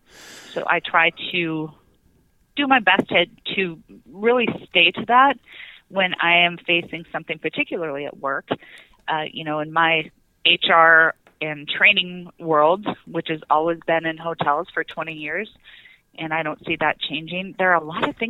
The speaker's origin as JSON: {"language": "English", "region": "South Dakota", "country": "United States", "tie": "born or raised there", "said": "I grew up in South Dakota"}